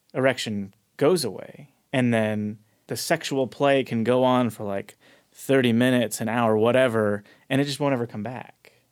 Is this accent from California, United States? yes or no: yes; Chino Hills, California, United States; Southern California, Chino Hills, California.